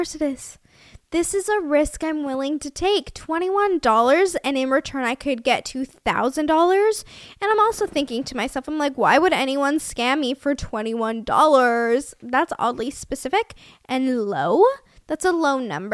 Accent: Canada; I'm from Canada.

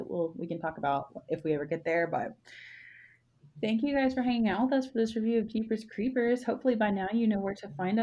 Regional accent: the South, United States; moved away; also born or lived in Texas; I was raised in the South

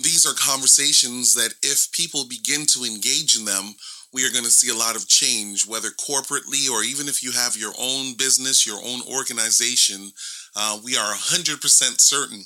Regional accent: Toronto, Ontario, Canada; I live in Toronto, Ontario, and I was born in Canada, and this is where I've spent a majority of my lifetime in this area of the world

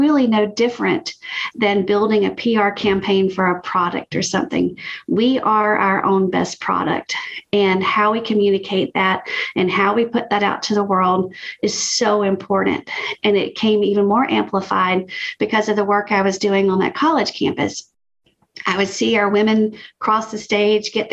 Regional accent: Alabama, United States; now in Georgia, United States; I am a sassy Southerner, born and raised in Alabama and living in Georgia currently

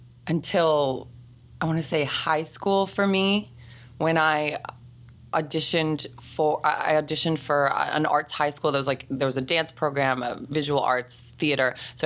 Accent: Newmarket, Ontario, Canada; also born or lived in Stratford, Ontario; About 30 minutes north of Toronto. In a place called Newmarket is where we moved. And I was young. I was like a year old, a couple years old, right?

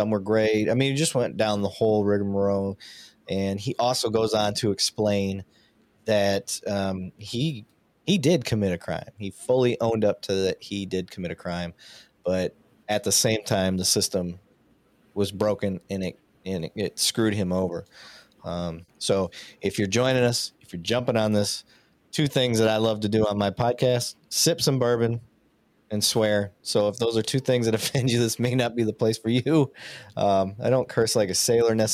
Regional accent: Michigan, United States; moved away as an adult; also born or lived in Montana; now in Texas, United States; I'm an honorary Southern Canadian, being born and raised in Michigan

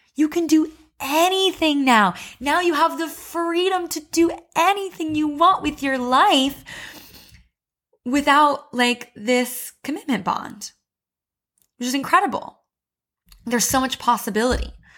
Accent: Missouri, United States; moved away as an adult; also born or lived in Chicago; I moved to Chicago for college and I grew up in Missouri

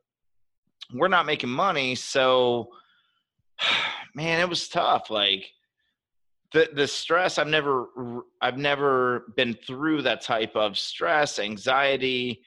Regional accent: Maryland, United States; as I grew up, technically, I'm from Maryland, which is right outside of DC. We're below the Mason-Dixon line, so we're Southern.

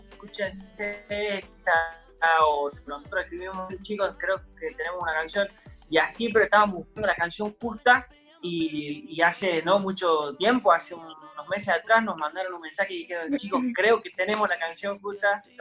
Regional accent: Villa María, Córdoba, Argentina; Tuve la oportunidad de verlos en el anfiteatro de Villa María, yo soy de Villa María

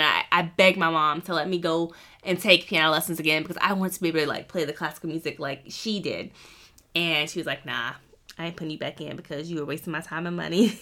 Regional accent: Wilmington, North Carolina, United States; moved away as an adult; now in Columbus, United States; I grew up near Wilmington, North Carolina, so beach, beach, beach

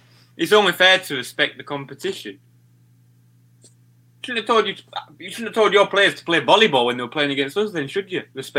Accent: Yorkshire and the Humber, United Kingdom; I'm from Yorkshire. Do you know what I mean? We always say wing.

